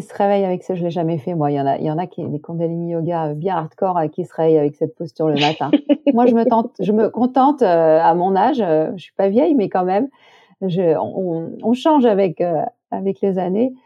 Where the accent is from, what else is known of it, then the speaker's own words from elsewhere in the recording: Corbières, Occitania, France; dans les collines de mon enfance, dans les Corbières